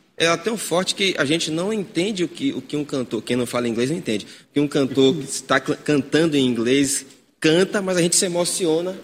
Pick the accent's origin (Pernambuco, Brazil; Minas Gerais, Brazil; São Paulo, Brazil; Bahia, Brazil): Bahia, Brazil; Vera Cruz; moved away; não sou natural daqui, sou natural de Vera Cruz, né? sou dele de Itaparica, tá sou nativo, nativo.